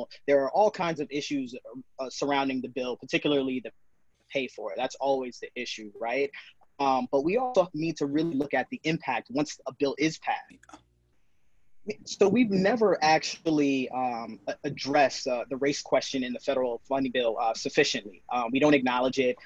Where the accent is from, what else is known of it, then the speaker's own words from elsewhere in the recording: New York City, New York, United States; As a Black man growing up in New York City